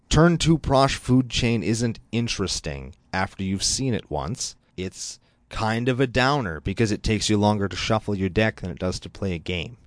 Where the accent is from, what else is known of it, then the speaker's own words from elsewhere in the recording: Canada; I'm Canadian